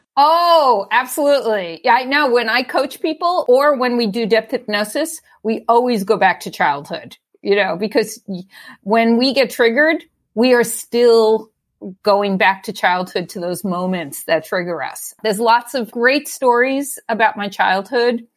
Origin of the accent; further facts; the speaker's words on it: New York City, New York, United States; moved away as an adult; also born or lived in Brooklyn; now in Oakland, United States; So I lived in Staten Island. I grew up in Staten Island.